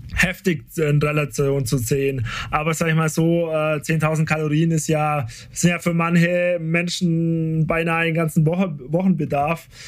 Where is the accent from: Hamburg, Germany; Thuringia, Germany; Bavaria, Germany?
Bavaria, Germany; Nördlinger Ries; ich komme aus dem Bries